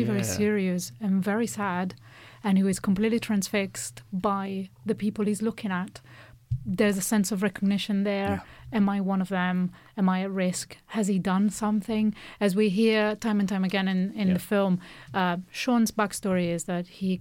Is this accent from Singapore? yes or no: no; Italy; a girl growing up in Catholic Italy